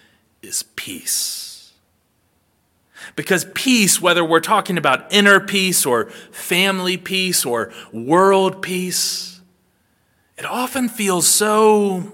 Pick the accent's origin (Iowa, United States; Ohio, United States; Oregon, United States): Ohio, United States; now in South Georgia, United States; Growing up in Ohio